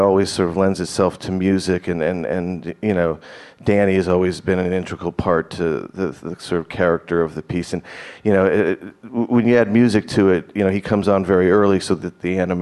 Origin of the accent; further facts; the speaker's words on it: Burbank, California, United States; growing up in Burbank